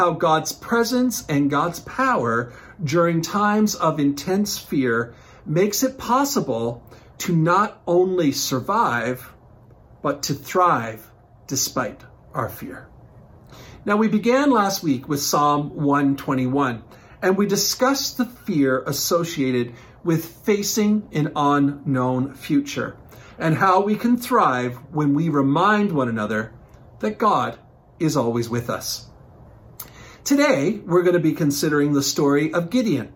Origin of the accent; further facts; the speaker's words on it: Newfoundland and Labrador, Canada; growing up in Newfoundland